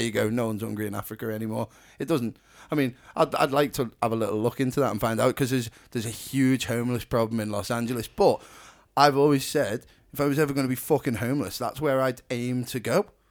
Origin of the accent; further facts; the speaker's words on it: Ellesmere Port, North West England, United Kingdom; we're from Ellesmere Port